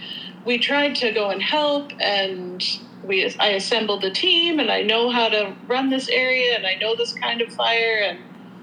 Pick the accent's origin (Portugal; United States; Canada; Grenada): Canada; I'm Canadian